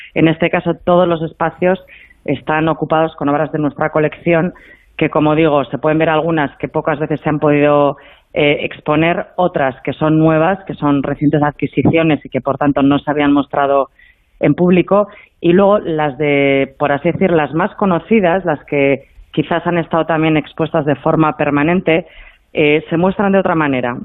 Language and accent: Spanish; Bilbao, Basque Country, Spain; yo soy de Bilbao